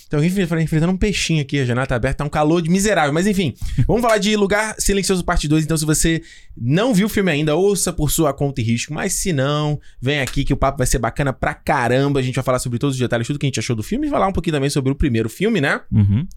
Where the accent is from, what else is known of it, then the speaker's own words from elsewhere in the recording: Brazil; now in Canada; como brasileiro